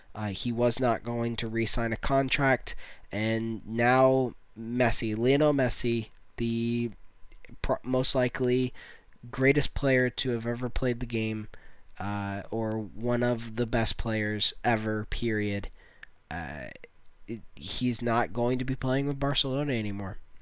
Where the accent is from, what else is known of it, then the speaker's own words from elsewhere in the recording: United States; as an American